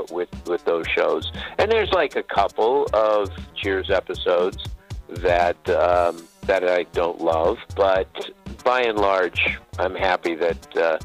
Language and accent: English; Los Angeles, California, United States; I grew up in Los Angeles